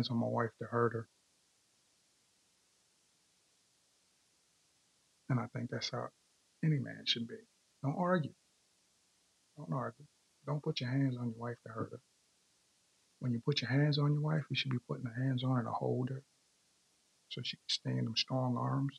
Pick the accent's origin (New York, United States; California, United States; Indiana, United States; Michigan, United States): New York, United States; Hempstead; now in Frederick, Maryland, United States; I'm from New York. Let me be specific. Long Island. Hempstead, Long Island.